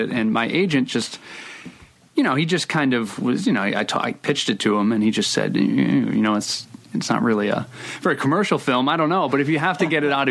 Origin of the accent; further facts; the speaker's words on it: Providence, Rhode Island, United States; I grew up in Providence. I still live in Providence.